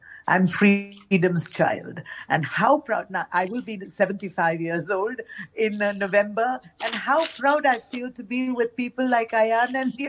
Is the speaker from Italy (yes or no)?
no; Mumbai, Maharashtra, India; first language Tamil; English is a second language; I grew up in an India which knew no boundaries of religion, caste, color, creed, born and brought up in Bombay, a Madrasi, South Indian. And, Marathi was my third language. Hindi was my second language. French was my fourth language. We spoke Tamil at home.